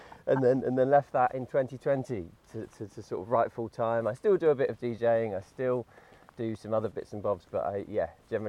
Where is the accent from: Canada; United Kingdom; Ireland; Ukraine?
United Kingdom; between Brighton and Hastings, south coast of England, South East England; moved away as an adult; now in Nottingham, United Kingdom; I grew up near Brighton, between Brighton and Hastings on the south coast of England. Mm-hmm. I've been here since 2004, though, so it's been longer here now than I was ever down south.